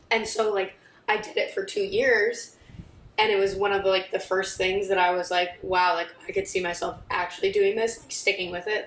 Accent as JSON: {"language": "English", "town": "Columbia", "region": "Missouri", "country": "United States", "tie": "born or raised there", "moved": "as an adult", "lives_now": "Cleveland, United States", "said": "in my hometown for a school I like loved"}